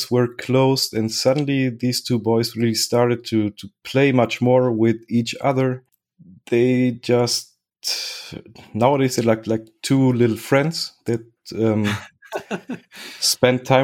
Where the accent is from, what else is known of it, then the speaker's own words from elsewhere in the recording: Germany; also born or lived in Spain / Chile; And I was born in Spain, lived five years in Spain. Then I moved to Germany, where I lived five years. Then I moved to Chile, where I lived five years. And then back to Germany, where I've been spending my life up to now.